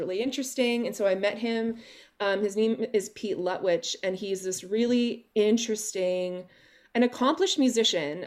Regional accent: Oakville, Ontario, Canada; also born or lived in Kawartha Lakes, Ontario / Yukon / Vancouver / Wales; I was born and raised in Oakville

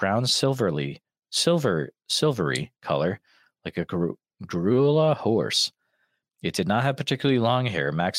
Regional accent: Western Massachusetts, United States; growing up in Western Mass

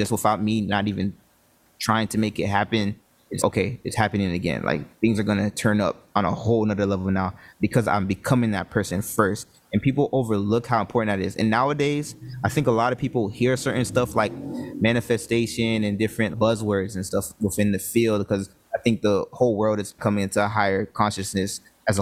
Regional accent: Broward County, South Florida, United States; I'm from Florida. I'm from South Florida, from Broward County

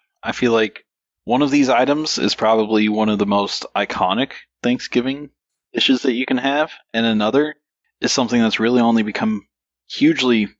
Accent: Miami, Florida, United States; We're from Miami

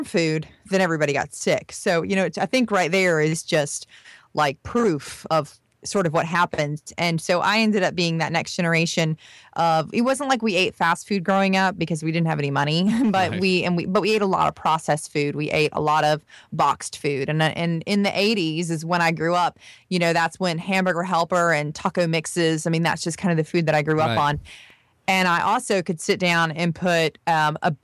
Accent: rural Florida, United States; I am actually from a more rural part of Florida where there's a lot of farmers and it is really, truly the South

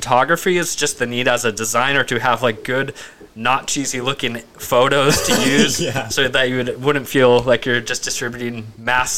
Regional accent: Woodinville, Washington, United States; also born or lived in Portland, Oregon / Bellingham, Washington; I did live in Woodinville for a lot of my life, but I actually grew up in Portland

